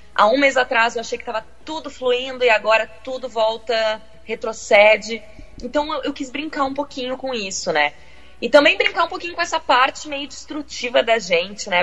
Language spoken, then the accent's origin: Portuguese; Porto Alegre, Rio Grande do Sul, Brazil; moved away as an adult; also born or lived in Rio de Janeiro; now in London, United Kingdom; Nasci em Porto Alegre, sim, na capital